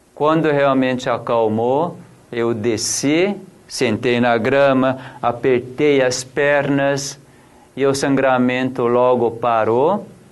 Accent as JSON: {"language": "Portuguese", "country": "South Korea", "also_born_or_lived": "São Roque, Brazil", "moved": "yes", "lives_now": "Brazil", "said": "eu sou coreano"}